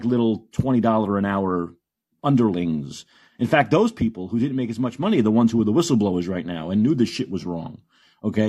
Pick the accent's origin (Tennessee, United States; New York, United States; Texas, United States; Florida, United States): New York, United States; accent: New York; the New York accent